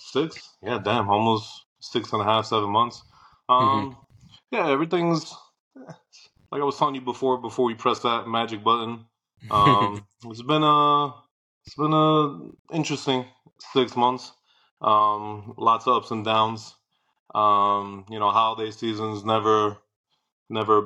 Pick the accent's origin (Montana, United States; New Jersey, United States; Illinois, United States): New Jersey, United States; moved away as an adult; I went back home. I'm born and bred in Jersey